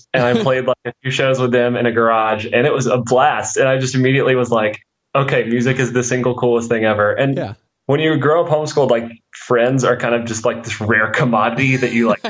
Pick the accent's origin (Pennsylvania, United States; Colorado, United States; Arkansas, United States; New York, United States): Arkansas, United States; Pocahontas; So I grew up in Northeast Arkansas, specifically a town called Cocahontas, which is like 6,000 people. And while I was there, I mostly was, I was homeschooled.